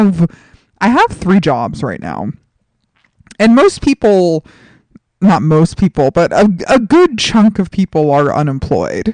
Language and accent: English; New York City, New York, United States; moved away; my hometown of New York City